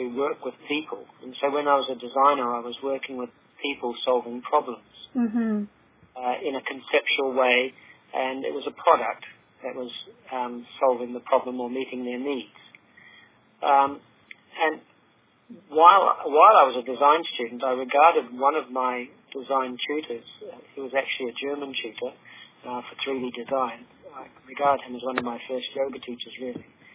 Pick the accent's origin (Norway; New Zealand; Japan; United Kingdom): New Zealand; moved away; As a New Zealander